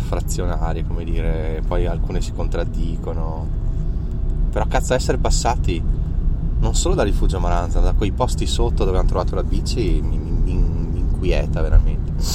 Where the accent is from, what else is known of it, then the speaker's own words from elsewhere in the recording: Trentino-Alto Adige, Italy; per noi trentini